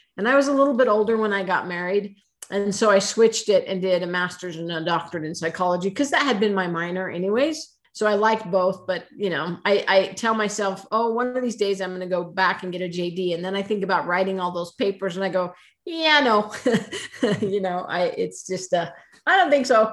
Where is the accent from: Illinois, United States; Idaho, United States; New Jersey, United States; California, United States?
Idaho, United States; I was born and raised in Idaho.